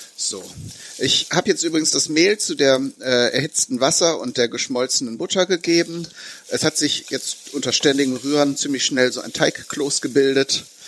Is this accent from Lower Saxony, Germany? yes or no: no; Bünde, North Rhine-Westphalia, Germany; in meiner Heimatstadt in Bünde